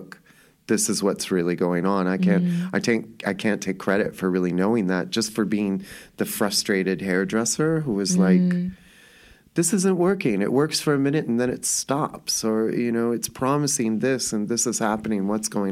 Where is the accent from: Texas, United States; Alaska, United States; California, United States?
California, United States; Los Angeles; I grew up in Hollywood.